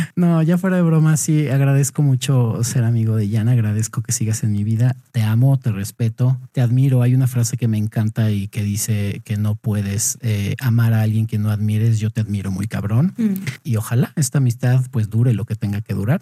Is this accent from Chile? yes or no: no; Mexico; yo, güey, soy de México